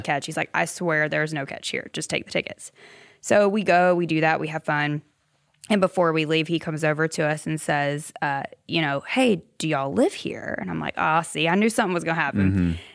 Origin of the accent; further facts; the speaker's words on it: Simpsonville, South Carolina, United States; moved away as an adult; now in Nashville, United States; Greenville, the upstate. Simpsonville, really.